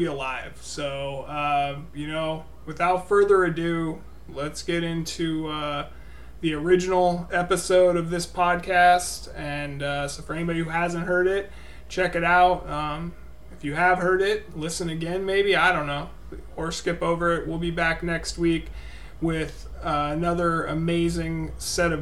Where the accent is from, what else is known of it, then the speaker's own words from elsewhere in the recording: Renton, Washington, United States; now in Olympia, United States; Born and raised in Renton, Washington. Moved to Olympia as a teenager